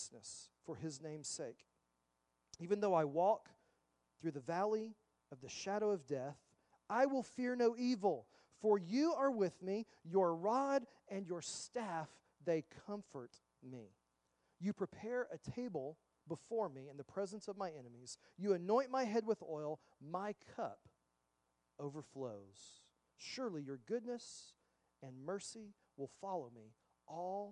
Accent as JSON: {"language": "English", "region": "Texas", "country": "United States", "tie": "born or raised there", "said": "I grew up in Texas"}